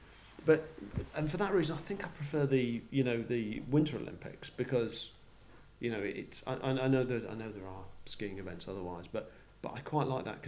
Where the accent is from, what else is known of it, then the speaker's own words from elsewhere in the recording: Yorkshire and the Humber, United Kingdom; moved away as an adult; now in Australia; I'm from Yorkshire